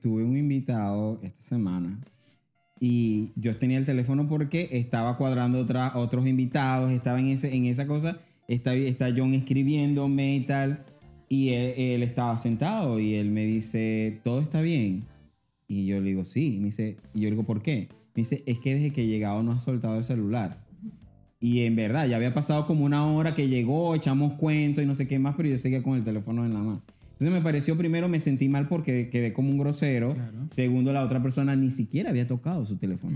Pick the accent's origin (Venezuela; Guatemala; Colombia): Venezuela; now in Panama; Yo soy venezolano